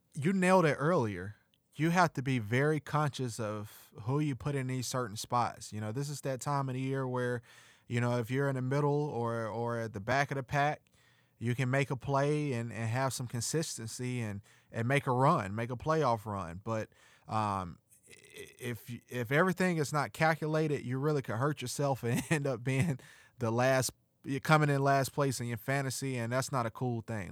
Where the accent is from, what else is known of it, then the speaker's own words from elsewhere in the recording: Missouri, United States; I'm from the Show Me State